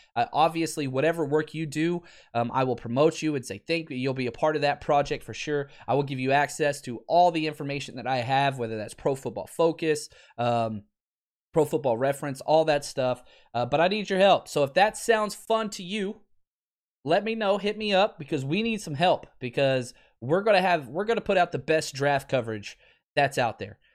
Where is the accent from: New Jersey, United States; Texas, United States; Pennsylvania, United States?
Texas, United States; Dallas-Fort Worth area, North Central; born and raised in North Central Texas, Dallas, Fort Worth area